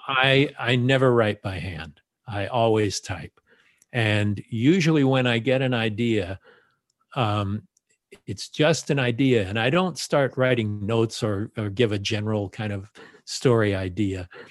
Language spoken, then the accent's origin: English; Los Angeles, California, United States; born or raised there